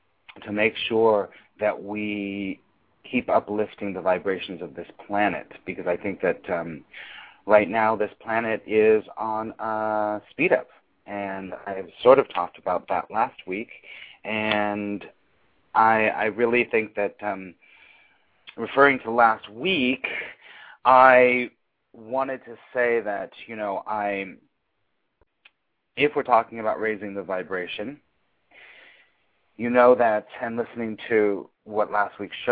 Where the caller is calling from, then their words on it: New York City, New York, United States; as usual, I'm calling from New York City.